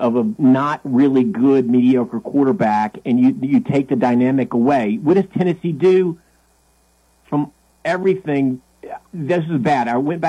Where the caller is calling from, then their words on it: London, United Kingdom; Yeah, this is …. I'm actually calling from London.